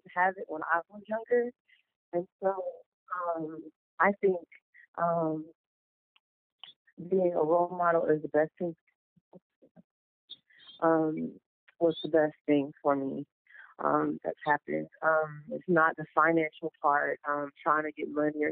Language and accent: English; Goose Creek, South Carolina, United States; That was Goose Creek, my hometown